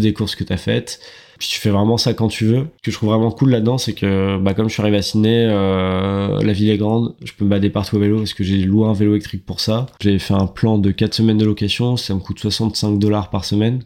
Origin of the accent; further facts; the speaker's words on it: France; moved away as an adult; now in Australia; on est que des Frenchies dans cette boîte